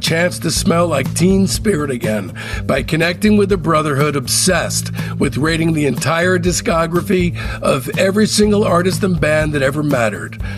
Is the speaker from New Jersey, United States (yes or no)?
yes; New Jersey, United States; moved away as an adult; also born or lived in Boston / San Francisco / Los Angeles / Long Beach; I grew up in New Jersey